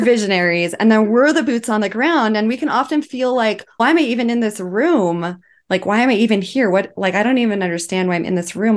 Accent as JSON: {"language": "English", "town": "Twin Falls", "region": "Idaho", "country": "United States", "tie": "born or raised there", "said": "I was living in Twin Falls, Idaho, which is my hometown"}